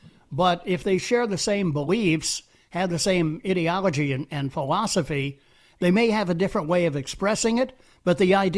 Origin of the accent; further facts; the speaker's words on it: Pittsburgh, Pennsylvania, United States; moved away; I grew up in the Berg and was there until 1980